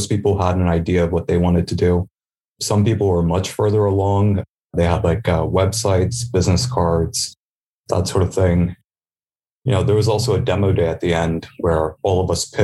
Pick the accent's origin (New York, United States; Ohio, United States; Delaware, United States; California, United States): Delaware, United States; Sussex County; I come from Sussex County